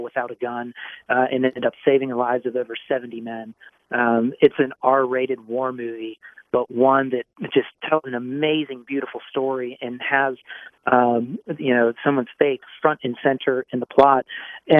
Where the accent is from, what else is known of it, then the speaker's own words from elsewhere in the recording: St. Louis, Missouri, United States; I'm from St. Louis